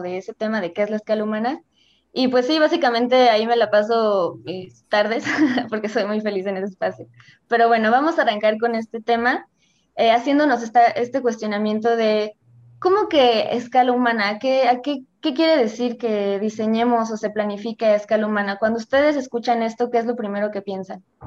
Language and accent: Spanish; Querétaro, Mexico; yo soy de Querétaro